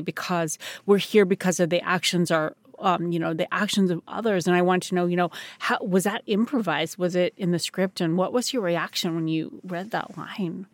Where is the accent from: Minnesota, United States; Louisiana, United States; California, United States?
California, United States; Turtle Creek; I come from the village of Turtle Creek in California